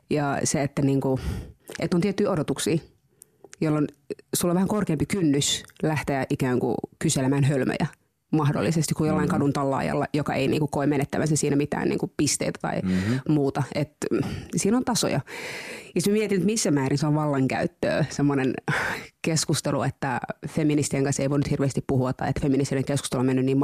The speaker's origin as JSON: {"language": "Finnish", "town": "Tampere", "region": "Pirkanmaa", "country": "Finland", "tie": "born or raised there", "said": "Monien vaiheiden kautta. Se on vähän pidempi tarina, mutta siis olen asunut Tampereella lapsuuteni"}